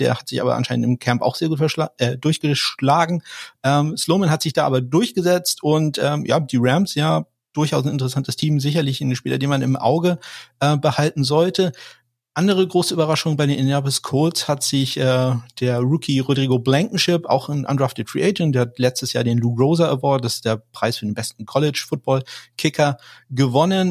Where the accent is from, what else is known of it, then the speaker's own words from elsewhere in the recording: Kiel, Schleswig-Holstein, Germany; ich komme aus Kiel